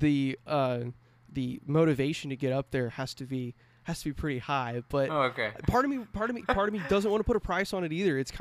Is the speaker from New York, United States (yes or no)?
no; California, United States; moved away; I grew up in California. I lived there about 12 years.